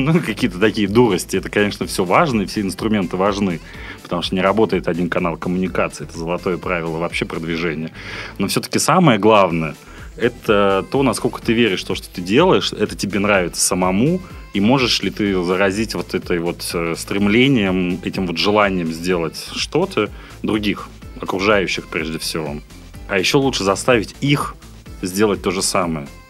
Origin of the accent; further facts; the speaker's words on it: Yekaterinburg, Sverdlovsk Oblast, Russia; moved away as an adult; now in Saint Petersburg, Russia; в Екатеринбурге, откуда я родом